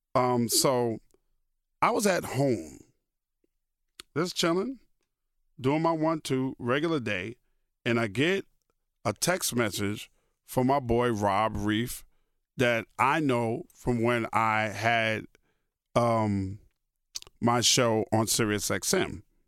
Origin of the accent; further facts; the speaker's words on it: New York City, New York, United States; moved away; also born or lived in Brooklyn, New York; When I grew up in Queens, Queens, like I said, was a paradise.